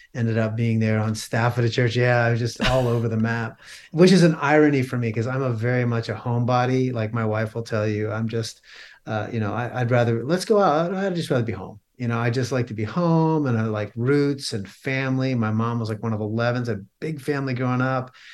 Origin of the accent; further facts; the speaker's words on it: Pennsylvania, United States; I was born and raised in Pennsylvania